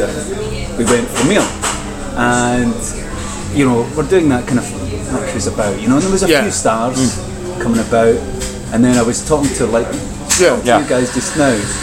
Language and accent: English; Scotland, United Kingdom; as a Scotsman